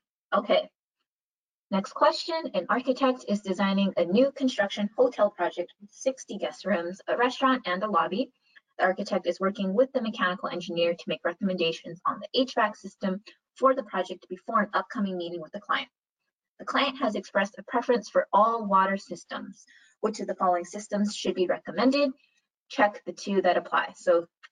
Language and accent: English; Hawaii, United States; moved away; I'm originally from Hawaii